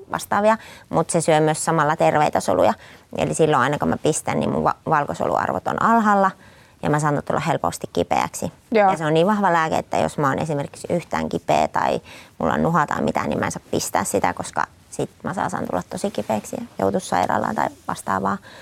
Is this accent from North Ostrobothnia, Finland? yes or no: yes; Raahe, North Ostrobothnia, Finland; mä olen siis Raahesta kotoisin